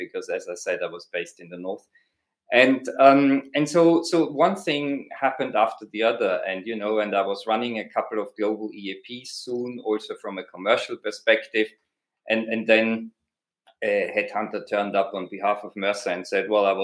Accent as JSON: {"language": "English", "country": "Austria", "accent": "Austrian", "said": "my accent, that's an Austrian accent"}